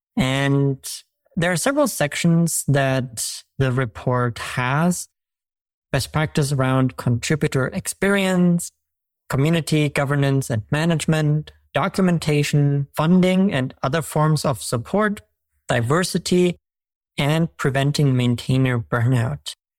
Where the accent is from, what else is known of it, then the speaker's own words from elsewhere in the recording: Germany; moved away; I'm from Germany